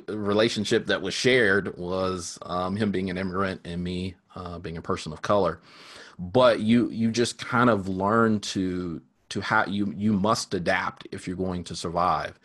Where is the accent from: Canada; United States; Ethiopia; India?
United States; Sherman, Texas; I grew up in Sherman, Texas